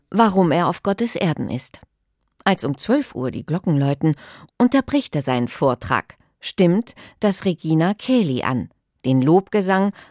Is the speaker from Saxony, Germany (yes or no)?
no; Kiel, Schleswig-Holstein, Germany